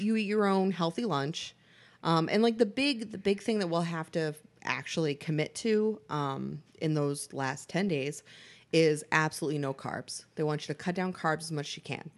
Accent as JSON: {"language": "English", "town": "Boston", "region": "Massachusetts", "country": "United States", "said": "I am from Boston"}